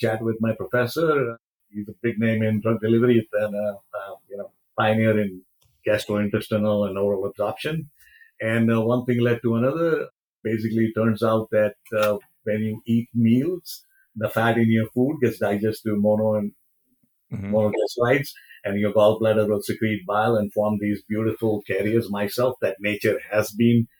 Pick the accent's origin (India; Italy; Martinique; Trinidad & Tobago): India; Mumbai, Maharashtra; moved away as an adult; also born or lived in Cincinnati, Ohio, United States; now in United States; I was born in India. I immigrated to US in 1980